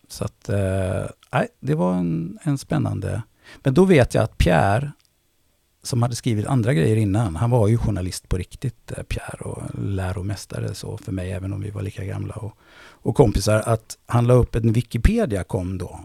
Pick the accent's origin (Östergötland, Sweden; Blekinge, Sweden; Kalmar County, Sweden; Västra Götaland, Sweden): Västra Götaland, Sweden; Gothenburg; accent: göteborgska; moved away as an adult; now in Stockholm, Sweden; Jag är från Tuve. Precis. Ja. Uh, en bit bort här, Håkansdal. Uh, eh, jag är faktiskt född på i, vad heter det, Östra Gunnelsgärde